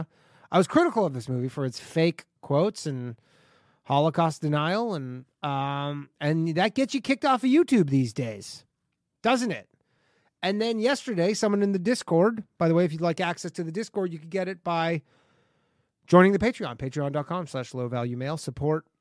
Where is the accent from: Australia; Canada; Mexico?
Canada; moved away; I grew up in Canada